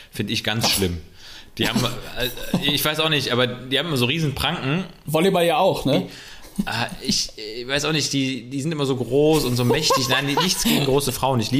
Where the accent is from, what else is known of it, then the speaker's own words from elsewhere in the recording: West Germany, Germany; Klar darf man Ossis sagen, ne? Ich bin ja auch